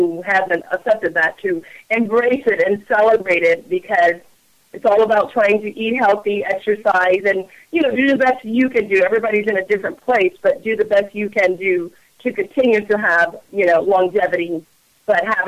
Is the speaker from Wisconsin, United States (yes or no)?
no; Allen, Maryland, United States; I grew up in Allen, Maryland